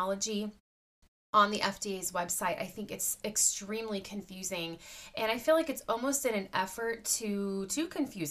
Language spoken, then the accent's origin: English; United States; as an American citizen